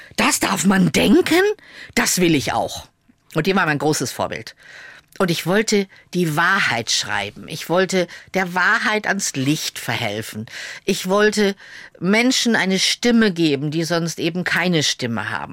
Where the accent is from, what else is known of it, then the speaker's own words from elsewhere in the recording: Lower Saxony, Germany; moved away as an adult; also born or lived in Munich; in der Schaumburger Zeitung veröffentlicht, also in meiner Heimatzeitung. Ich komme ja aus Niedersachsen.